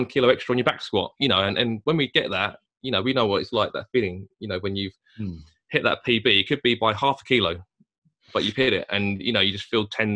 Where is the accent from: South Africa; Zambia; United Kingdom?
United Kingdom; Chatham, South East England; we're two guys from Chatham